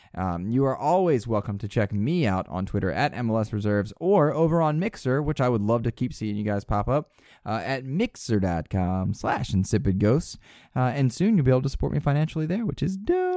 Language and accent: English; United States; I'm American.